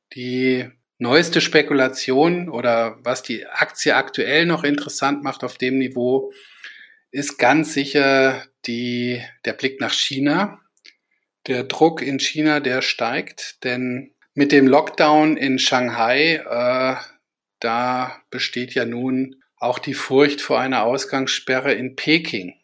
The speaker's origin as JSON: {"language": "German", "town": "Kassel", "region": "Hesse", "country": "Germany", "tie": "born or raised there", "said": "aus Kassel, meiner Heimatstadt"}